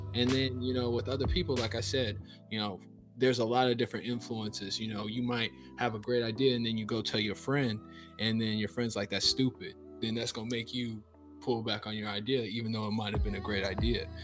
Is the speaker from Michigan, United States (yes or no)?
no; Lincoln, Nebraska, United States; moved away as an adult; now in Jacksonville, United States; I'm from Lincoln, Nebraska. I'm 29 years old. I live in Jacksonville, Florida, but uh, I'm from Nebraska. There's not many black people that you'll know that are from Nebraska, but uh, that's where I, that's where I was raised. Uh, that's where I grew up